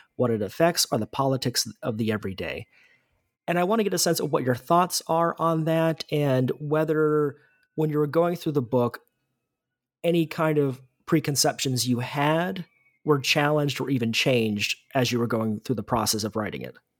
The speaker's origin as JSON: {"language": "English", "country": "United States", "said": "as an American"}